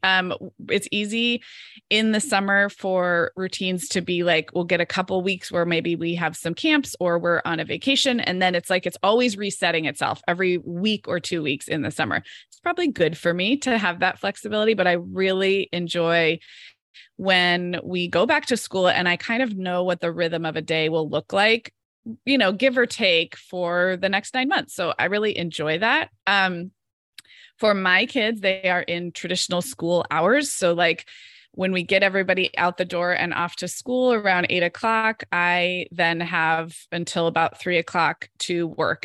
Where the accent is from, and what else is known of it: Santa Barbara, California, United States; born or raised there; moved away as an adult